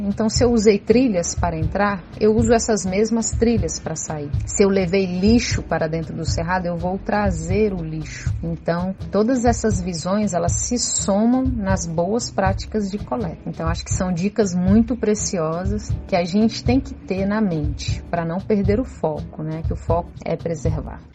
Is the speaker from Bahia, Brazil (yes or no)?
no; Brasília, Federal District, Brazil; Eu sou nascida e criada aqui em Brasília